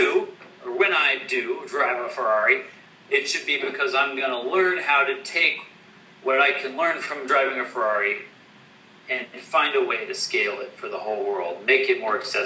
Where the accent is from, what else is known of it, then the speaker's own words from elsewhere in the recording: West Coast, United States; I'm an American. I was born on the West Coast.